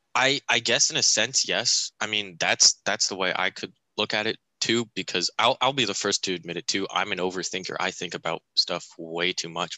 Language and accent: English; Montoursville, Pennsylvania, United States; born or raised there